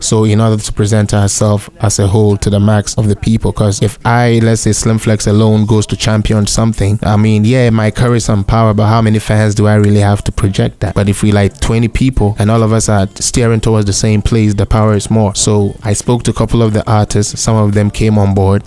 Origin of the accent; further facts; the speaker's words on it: Ghana; moved away as an adult; now in Canada; talking about shift from Ghana to Canada, it's it's a big shift, but somewhat not because um, I kind of also had a little education back home